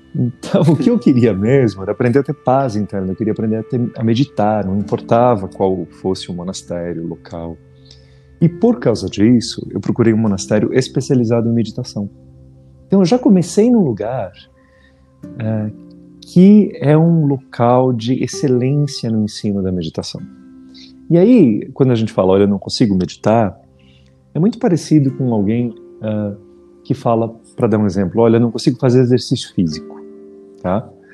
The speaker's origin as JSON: {"language": "Portuguese", "country": "Brazil", "tie": "born or raised there", "said": "eu ter crescido no Brasil"}